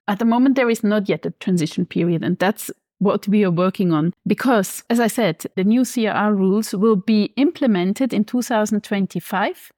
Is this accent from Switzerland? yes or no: yes; Switzerland; now in Frankfurt, Germany; I'm originally from Switzerland, living in Frankfurt at the moment.